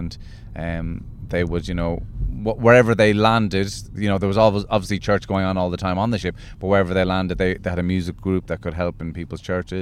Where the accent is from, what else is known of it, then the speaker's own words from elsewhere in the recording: Midleton, Munster, Ireland; also born or lived in Clonmel, Tipperary; I grew up in Cork